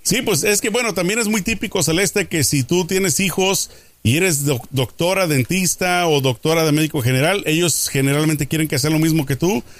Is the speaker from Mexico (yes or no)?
yes; Mexico; now in United States; como mexicano